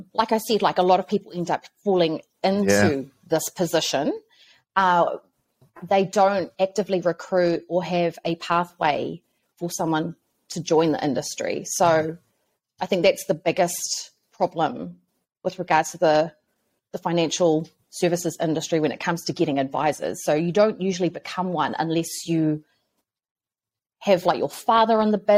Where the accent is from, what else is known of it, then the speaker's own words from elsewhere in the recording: Auckland, New Zealand; I grew up in South Auckland. I was a Māngere, like, you know, born and raised